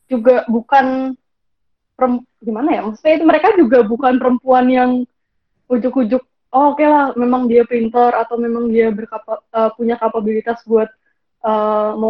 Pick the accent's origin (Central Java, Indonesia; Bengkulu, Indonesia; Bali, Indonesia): Bali, Indonesia; Kalau kalau di daerahku sendiri, karena aku dari karena aku dari Bali